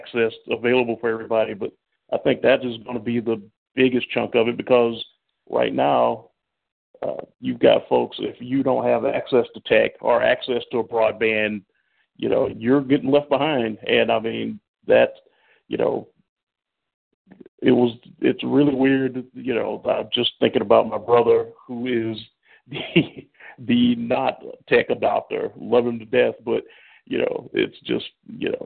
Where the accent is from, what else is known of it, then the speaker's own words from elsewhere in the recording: the South, United States; moved away; I'm originally from the South and been a transplant here